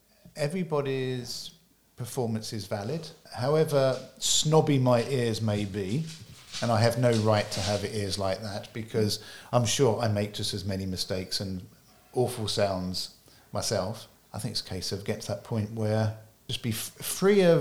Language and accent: English; United Kingdom; I was somebody from the UK